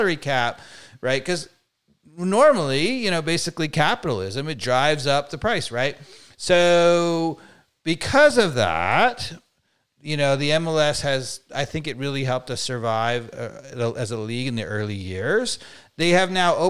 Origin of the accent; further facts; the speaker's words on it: New York, United States; moved away; I was from New York kid